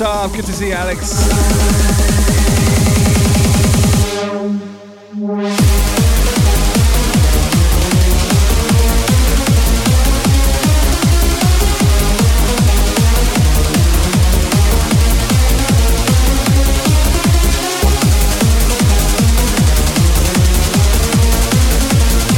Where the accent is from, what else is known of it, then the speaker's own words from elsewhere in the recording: United Kingdom; moved away; my home country, the UK